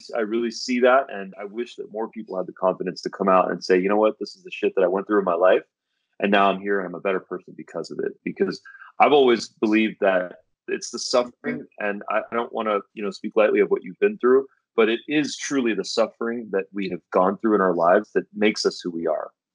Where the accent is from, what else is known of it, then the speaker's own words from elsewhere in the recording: Santa Monica, California, United States; I was born in Santa Monica. I was born in the states